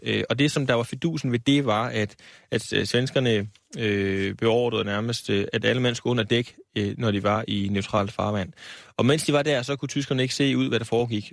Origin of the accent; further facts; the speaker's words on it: Aarhus, Central Denmark Region, Denmark; jeg er Aarhus-dreng og har boet der hele mit liv.